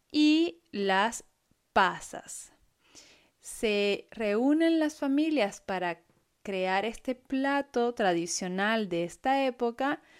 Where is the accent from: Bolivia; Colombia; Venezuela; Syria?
Venezuela; moved away; las Navidades en Venezuela, mi país de origen